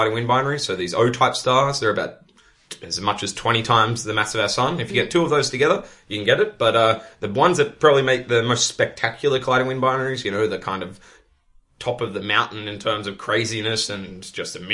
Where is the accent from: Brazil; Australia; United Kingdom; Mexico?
Australia; moved away as an adult; now in Netherlands; It's kind of funny as an Australian to be back in the UK. It's like a shade of my own country